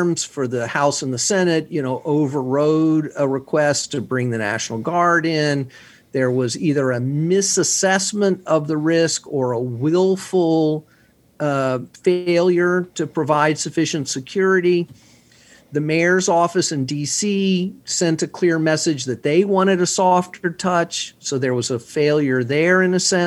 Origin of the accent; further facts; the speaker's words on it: Houston, Texas, United States; moved away; I'm from Houston